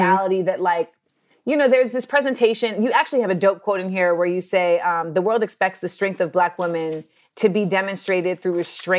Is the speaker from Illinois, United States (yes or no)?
no; Orlando, Florida, United States; also born or lived in Los Angeles / New York; I'm a Black American. And like I was born in LA, but then I grew up in Orlando, but then I spent like my formative years in New York.